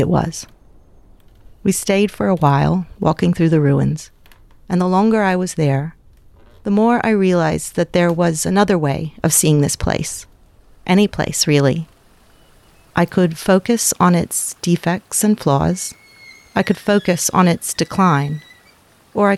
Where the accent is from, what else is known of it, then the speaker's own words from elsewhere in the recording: United States; moved away as an adult; now in Australia; I was born and raised in America, and then married and moved to Australia